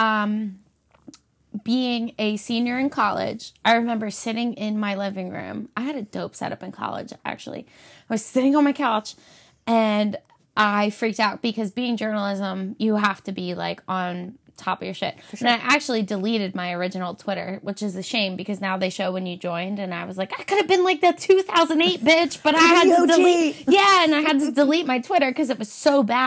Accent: Philadelphia area, Pennsylvania, United States; I'm from the Philly area

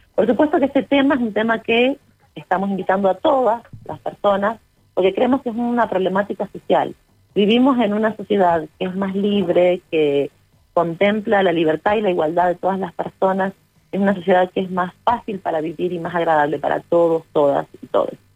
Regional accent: Uspallata, Mendoza, Argentina; Nosotros somos de Uspallata y alta montaña

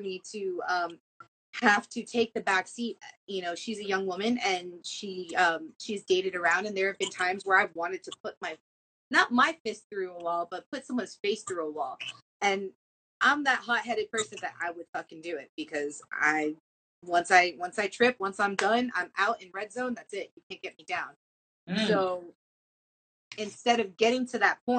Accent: Miami, Florida, United States; I'm from Miami and I'm Latina and our blood runs hot

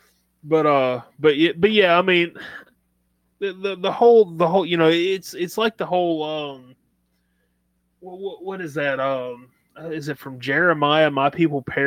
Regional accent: Southern United States, United States; accent: Southern; you're in my hometown

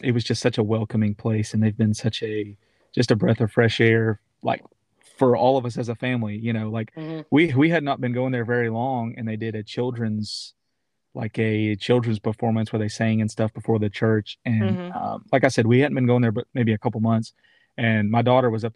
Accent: Knoxville, Tennessee, United States; the church that I grew up in Knoxville, Tennessee

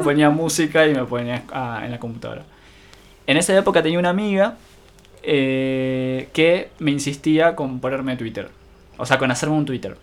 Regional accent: General Rodríguez, Buenos Aires Province, Argentina; no soy oriundo de Rodríguez, pero la crianza

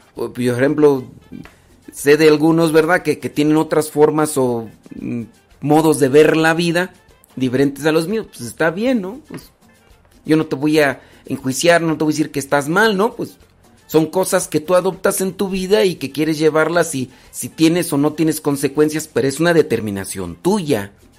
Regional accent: Mexico; yo soy mexicano

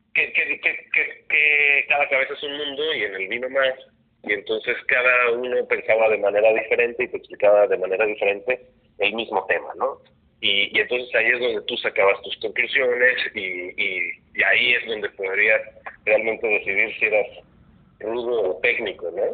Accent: Cuernavaca, Morelos, Mexico; moved away; yo soy de Cuernavaca

